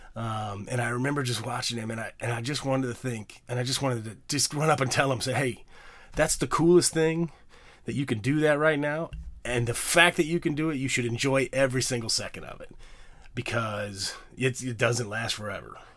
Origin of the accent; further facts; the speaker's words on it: Bloomington, Illinois, United States; now in New York, United States; I'm from Illinois. As most of you guys know, in Bloomington, Normal, Illinois